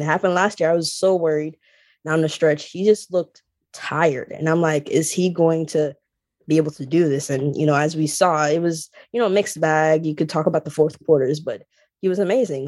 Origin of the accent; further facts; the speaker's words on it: Jamaica; I grew up in Jamaica